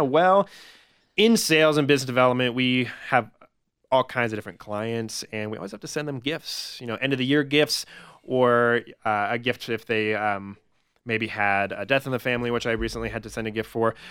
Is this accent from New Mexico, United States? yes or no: yes; Albuquerque, New Mexico, United States; moved away as an adult; also born or lived in Los Angeles; now in Denver, United States; I'm originally from Albuquerque, w-, grew up there, went to school there